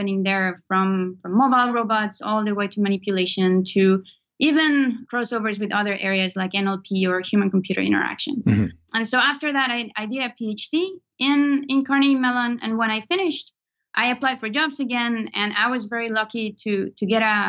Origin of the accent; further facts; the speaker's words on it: Venezuela; moved away as an adult; now in United States; I was born in Venezuela, in South America, and I did my undergrad all the way to there, back at home.